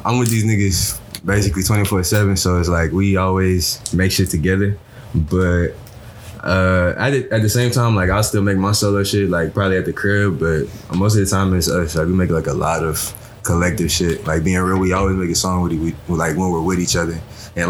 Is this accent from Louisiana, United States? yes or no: yes; Baton Rouge, Louisiana, United States; From down here, Baton Rouge.